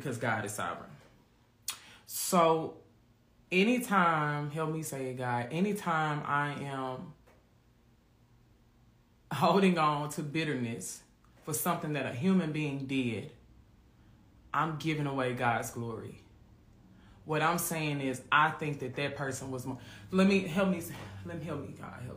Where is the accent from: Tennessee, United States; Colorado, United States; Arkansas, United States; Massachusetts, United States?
Tennessee, United States; Memphis; I grew up in Orange Mound in Memphis.